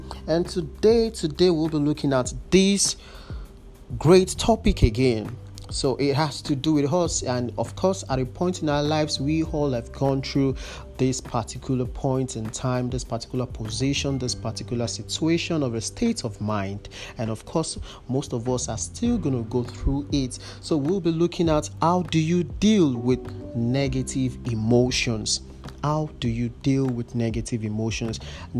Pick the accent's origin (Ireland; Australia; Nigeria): Nigeria; As a Nigerian, you have to be motivated as a youth corps member, and you're serving your country.